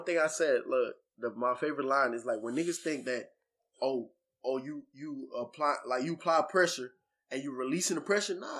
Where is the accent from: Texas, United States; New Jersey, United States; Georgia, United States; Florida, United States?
Florida, United States; now in Virginia, United States; Look, I'm a nigga from Florida. You know what I'm saying? Yeah. I'm not even from VA, but I'm one of niggas in VA.